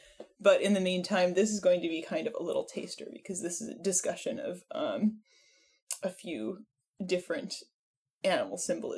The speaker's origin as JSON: {"language": "English", "region": "Berlin", "country": "Germany", "said": "I'm from Berlin."}